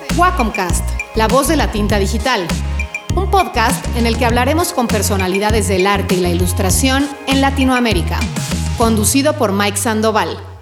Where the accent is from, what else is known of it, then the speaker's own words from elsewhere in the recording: Mexico; como mexicanos